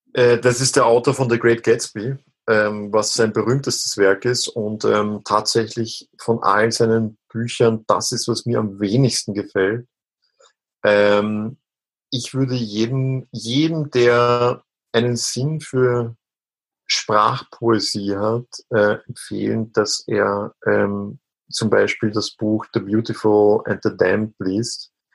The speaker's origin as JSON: {"language": "German", "country": "Austria", "said": "so als ganz klassischer Österreicher einfach äh, in meiner Kindheit dreimal am Tag äh, Fleisch gegessen"}